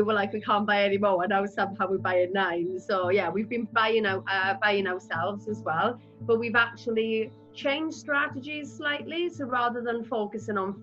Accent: Rhondda, Wales, United Kingdom; I'm from the Rhondda

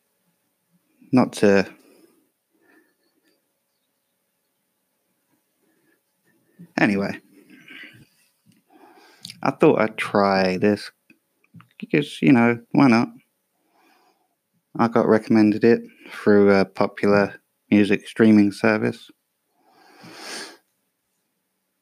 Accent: England, United Kingdom; I'm English

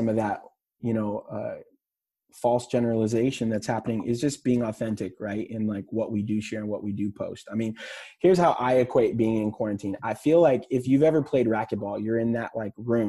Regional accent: Texas, United States; I'm from Texas

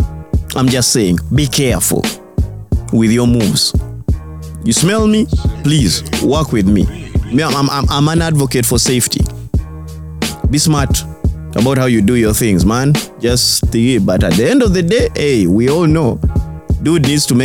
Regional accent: Northern Region, Uganda; I'm from Northern Uganda

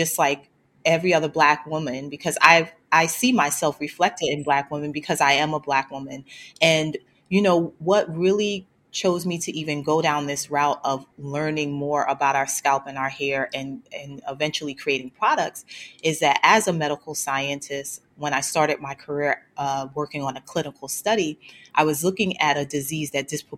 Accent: New York City, New York, United States; I grew up in Brooklyn, New York. So I'm a born and bred Brooklynite

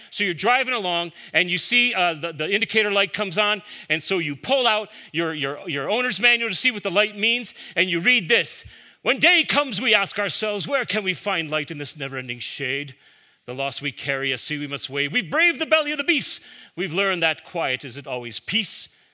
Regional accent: Chicago, Illinois, United States; Growing up in Chicago, my father kept a vegetable garden

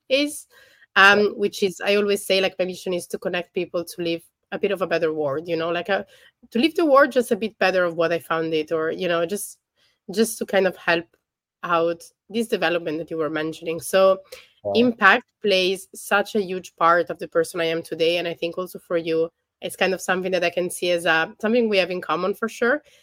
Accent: Milan, Lombardy, Italy; I'm from Milan, so it was my hometown.

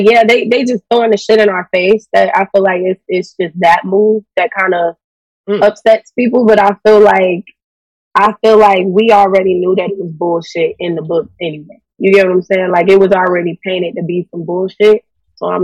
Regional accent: the South, United States; we're from the South

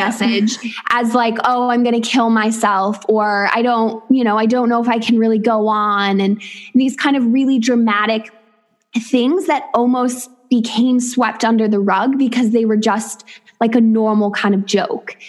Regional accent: upstate New York, United States; moved away as an adult; also born or lived in West Virginia / Thailand; now in Weston-super-Mare, United Kingdom; I'm originally from upstate New York, and I now live in the southwest of England in a tiny seaside town in Weston super Mare.

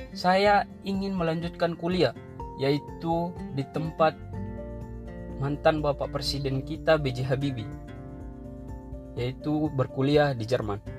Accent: Tarutung, North Sumatra, Indonesia; Saya berasal dari Tarutung

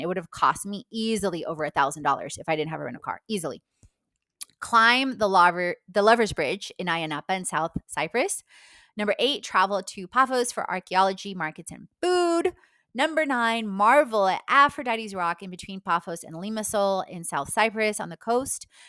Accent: Poland; moved away; my Polish passport is expired, even though I was born in Poland

